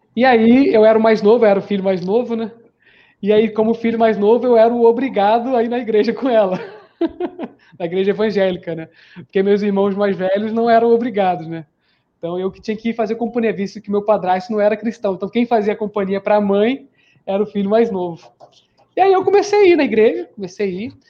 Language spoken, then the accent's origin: Portuguese; Rio de Janeiro, Brazil; moved away as an adult; also born or lived in Limeira / São Paulo; eu sou do Rio de Janeiro, embora esteja aqui em São Paulo já faz uns 5 a 6 anos.